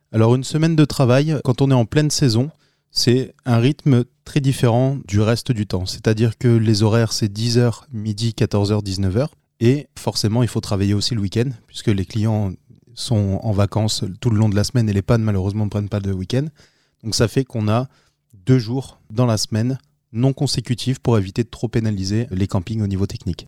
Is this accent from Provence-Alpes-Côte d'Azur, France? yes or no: no; Arras, Hauts-de-France, France; now in Alès, France; je viens du Nord-Pas-de-Calais, donc je suis né là-bas, dans la commune d'Arras, et euh, depuis euh, les années 2000 je suis euh, dans le sud de la France, plus précisément dans le Gard, aux alentours d'Alès